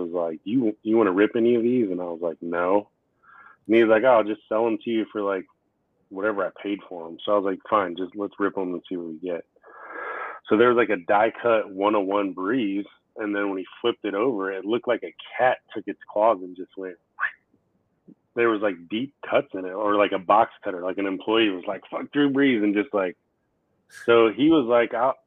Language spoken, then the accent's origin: English; Florida, United States; I grew up in Florida going to the 500 every year